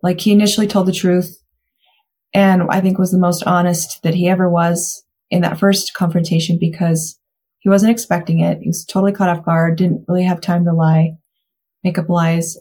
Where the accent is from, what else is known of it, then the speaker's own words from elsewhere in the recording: Mountain Home, Idaho, United States; Mountain Home Idaho, my hometown